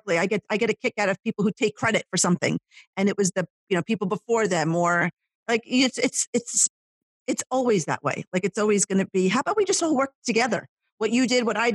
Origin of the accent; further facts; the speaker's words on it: Ho-Ho-Kus, New Jersey, United States; the town that I grew up in Hohokus